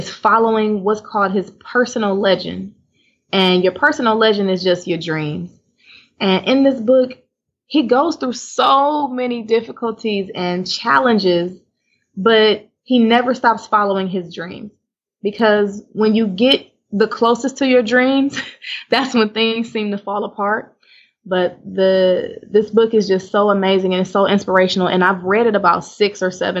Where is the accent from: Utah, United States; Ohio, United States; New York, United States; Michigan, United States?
Ohio, United States; Cleveland; moved away as an adult; now in Houston, United States; I was in Cleveland, Ohio my whole life